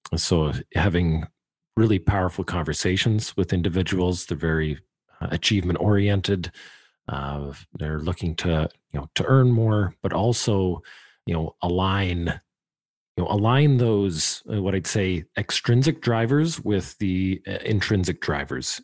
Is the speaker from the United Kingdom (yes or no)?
no; Canada; I'm a Canadian.